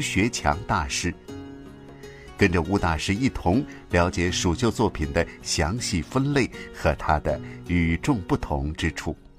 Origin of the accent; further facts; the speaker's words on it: Chengdu, Sichuan, China; 我们成都人